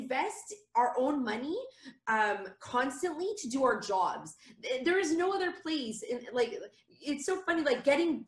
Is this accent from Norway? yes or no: no; Canada; moved away; I'm Canadian